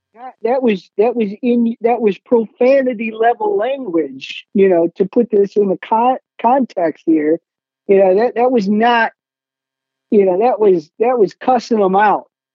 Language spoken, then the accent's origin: English; Hillsdale, Michigan, United States; I grew up in Hillsdale, Michigan